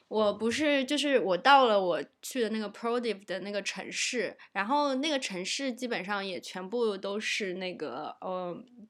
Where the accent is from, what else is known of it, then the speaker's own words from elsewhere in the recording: China; 我作为一个中国人